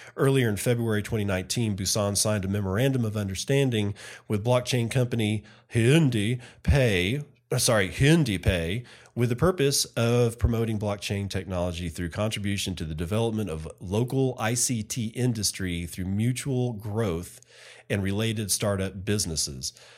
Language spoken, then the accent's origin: English; Texas, United States; here in my home state